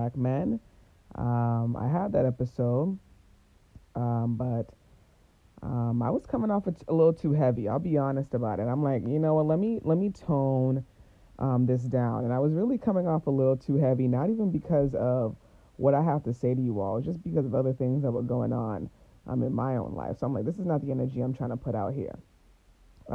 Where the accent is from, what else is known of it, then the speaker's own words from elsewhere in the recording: Boston, Massachusetts, United States; I was born and raised in Boston, Massachusetts